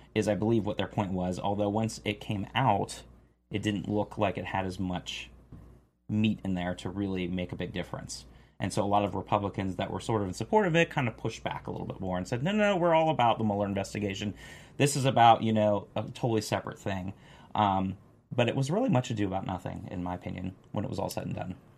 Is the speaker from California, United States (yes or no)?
no; Florida, United States; moved away; I'm from Florida originally